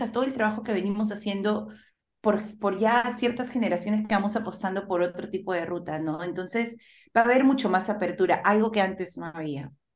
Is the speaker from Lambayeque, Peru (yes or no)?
no; Lima, Peru; yo nací en Lima, pero mi familia es de provincia, tanto mi mami como mi papi.